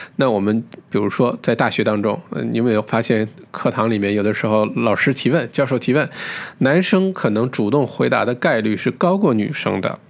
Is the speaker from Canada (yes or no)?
no; China; 我们中国人